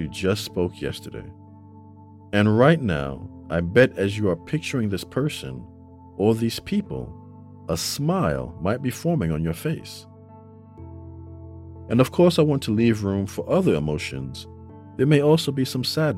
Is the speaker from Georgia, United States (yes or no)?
no; New York City, New York, United States; now in North Carolina, United States; We grew up together in the Bronx